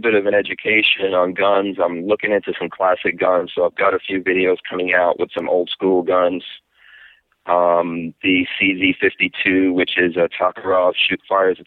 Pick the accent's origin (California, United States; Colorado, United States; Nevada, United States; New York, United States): New York, United States; also born or lived in Guyana; the background that I came from growing up in New York